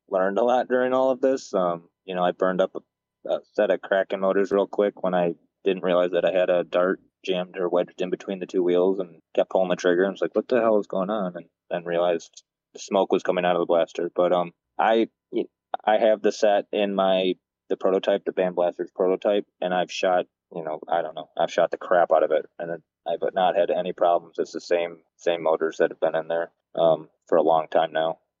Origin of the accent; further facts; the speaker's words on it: Michigan, United States; moved away; I'm from, you know, I grew up in Michigan